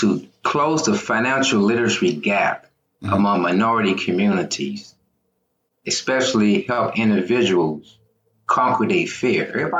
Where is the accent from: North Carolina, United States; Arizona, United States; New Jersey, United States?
North Carolina, United States; Wilson; moved away as an adult; now in Beltsville, United States; Originally, I'm from the Carolinas. I'm from Wilson, North Carolina. Mm-hmm. They call it Wide Awake Wilson. That's where I'm from.